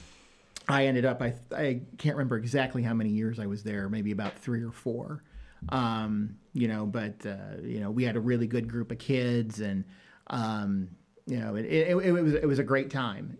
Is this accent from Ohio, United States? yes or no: yes; Northeast Ohio, United States; moved away as an adult; also born or lived in Michigan; now in Danville, United States; I am originally from Northeast Ohio